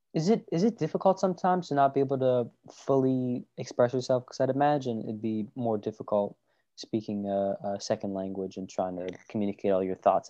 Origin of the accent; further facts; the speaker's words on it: United States; As an American and as a non-Korean person